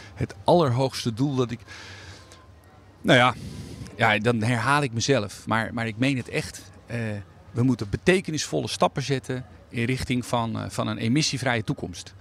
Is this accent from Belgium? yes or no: no; Netherlands; Ik ben een inwoner van Nederland met een, eh, eh, een, bijzondere status